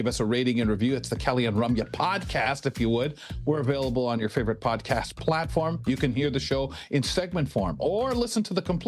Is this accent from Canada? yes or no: yes; Canada; also born or lived in London, Ontario / Toronto; being fifth or so generation Canadian, it always left me saying, no, I'm Canadian